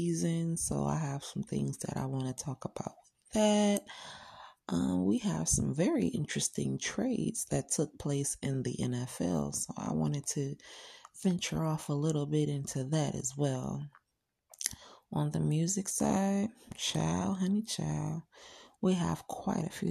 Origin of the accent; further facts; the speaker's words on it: Cleveland, Ohio, United States; my hometown, Cleveland, Ohio